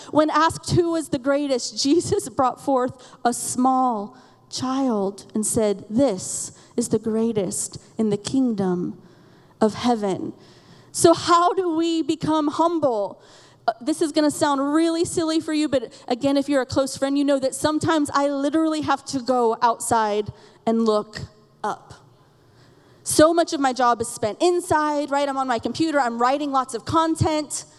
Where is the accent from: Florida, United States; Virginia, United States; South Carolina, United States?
Florida, United States; we're from Florida